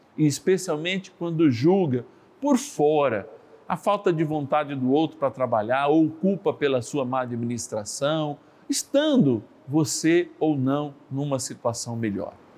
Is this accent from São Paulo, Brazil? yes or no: yes; São Paulo, Brazil; Eu que sou paulistano